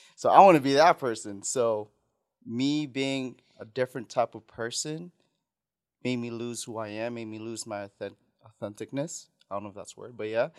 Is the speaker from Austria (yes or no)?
no; Saipan, Northern Mariana Islands; first language Tagalog; English is a second language; moved away; also born or lived in Philippines; I was born in Philippines, went to Saipan. When I was raised in Saipan, it's, my first language was always Tagalog